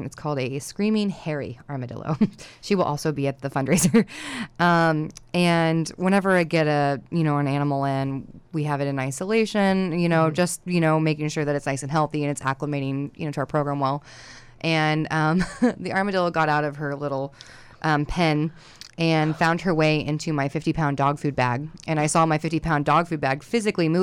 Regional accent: Oklahoma, United States; moved away; I'm originally from Oklahoma

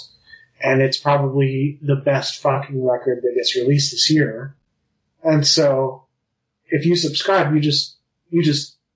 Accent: Utah, United States; I grew up in Utah County

